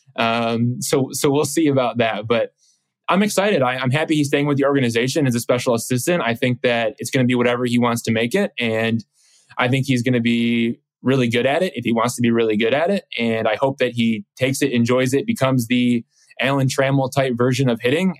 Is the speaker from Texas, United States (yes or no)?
no; Detroit, Michigan, United States; me growing up in Detroit